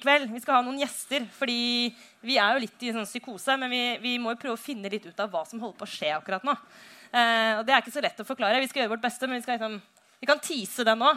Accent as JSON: {"language": "Norwegian", "region": "Oslo", "country": "Norway", "said": "hjemme i Oslo"}